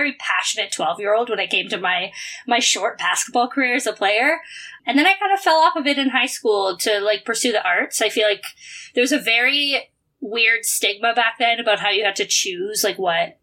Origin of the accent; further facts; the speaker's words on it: Cambridge, Ontario, Canada; moved away as an adult; also born or lived in Waterloo, Ontario; now in Toronto, Canada; I'm from Cambridge, Ontario